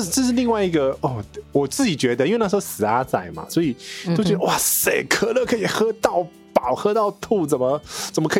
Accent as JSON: {"language": "Chinese", "country": "United States", "said": "哦，我现在不会，因为我是我是美国人来着。"}